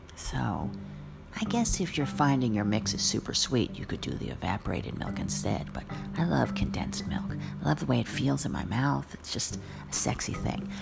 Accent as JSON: {"language": "English", "region": "New Jersey", "country": "United States", "said": "I'm from New Jersey"}